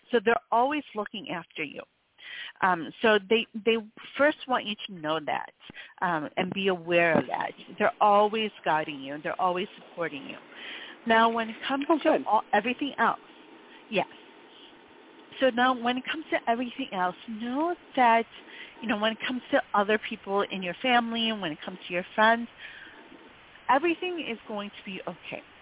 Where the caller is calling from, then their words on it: Michigan, United States; Hi, and I'm calling from Michigan.